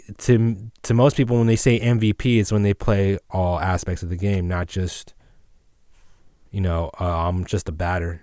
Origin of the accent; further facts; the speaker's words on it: East Bay, California, United States; I'm from the East Bay